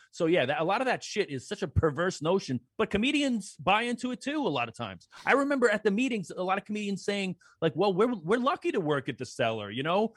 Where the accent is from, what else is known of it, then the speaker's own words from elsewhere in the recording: New York City, New York, United States; where I grew up in Belrose